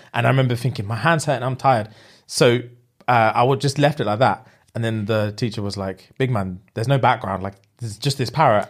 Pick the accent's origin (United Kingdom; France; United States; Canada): United Kingdom; England; being English